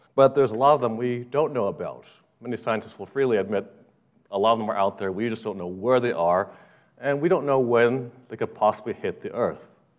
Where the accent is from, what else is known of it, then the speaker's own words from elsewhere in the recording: Los Angeles, California, United States; growing up in Los Angeles